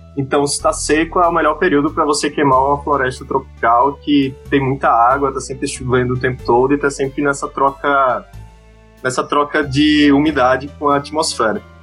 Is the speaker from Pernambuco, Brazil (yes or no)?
no; Maceió, Alagoas, Brazil; moved away as an adult; also born or lived in Rio de Janeiro; now in São Paulo, Brazil; Eu sou de Maceió, Alagoas